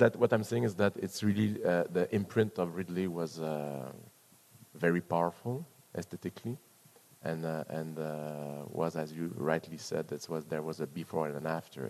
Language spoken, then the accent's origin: English; Canada; I'm a Canadian